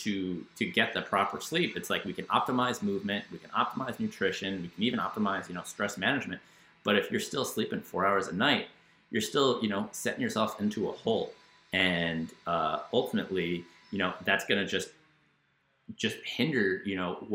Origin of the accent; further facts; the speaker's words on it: New York, United States; a New Yorker